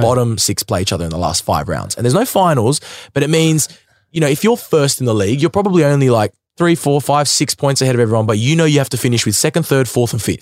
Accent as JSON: {"language": "English", "town": "Sydney", "region": "New South Wales", "country": "Australia", "tie": "born or raised there", "said": "growing up in Sydney"}